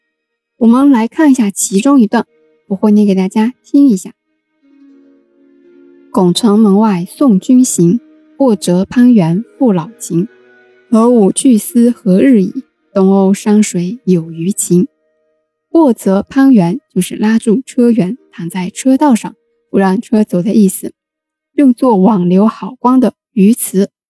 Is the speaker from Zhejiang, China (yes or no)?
yes; Wenzhou, Zhejiang, China; 现代考古学的奠基人，也是我们温州人夏奈先生